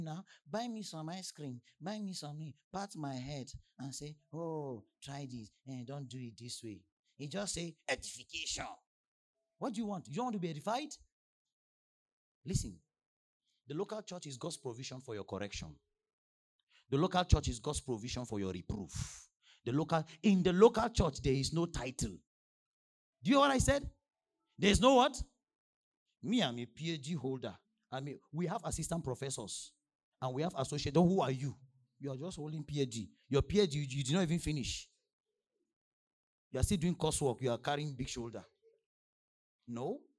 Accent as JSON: {"language": "English", "country": "Nigeria", "said": "before I came from Nigeria, they were sending updates."}